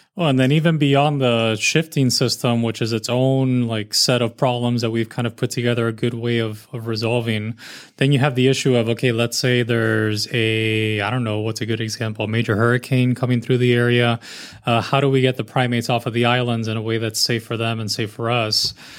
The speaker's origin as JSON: {"language": "English", "town": "Miami", "region": "Florida", "country": "United States", "tie": "born or raised there", "lives_now": "Naples, United States", "said": "I'm from Miami, and I spent pretty much my entire childhood either visiting the zoo"}